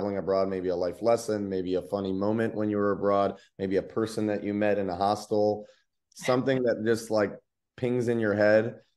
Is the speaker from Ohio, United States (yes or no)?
yes; Ohio, United States; moved away; also born or lived in Tennessee; Columbus, Ohio, which is my home state